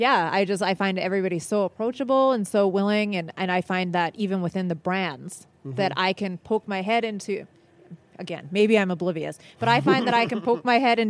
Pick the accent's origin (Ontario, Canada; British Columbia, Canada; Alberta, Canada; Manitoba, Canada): Manitoba, Canada; Winnipeg; also born or lived in Montreal, Quebec; I moved to Winnipeg at a very young age